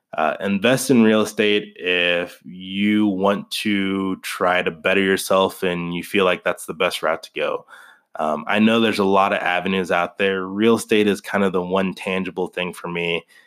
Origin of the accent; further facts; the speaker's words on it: Kansas City, United States; also born or lived in Wichita, Kansas / northern Colorado; now in Colorado, United States; I grew up in Kansas City